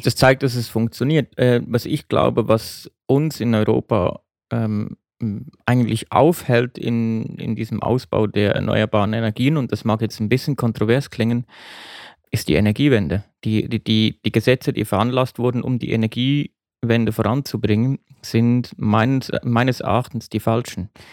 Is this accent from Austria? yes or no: no; Switzerland; in mein Heimatland, die Schweiz